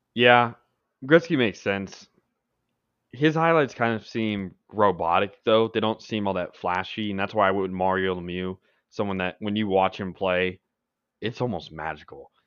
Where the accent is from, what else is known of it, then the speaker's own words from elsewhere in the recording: Dallas, Texas, United States; I'm from Dallas